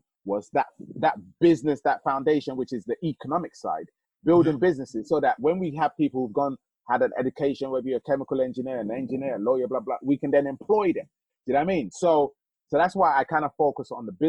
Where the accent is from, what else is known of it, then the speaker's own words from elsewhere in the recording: Nigeria; now in United Kingdom; as a Nigerian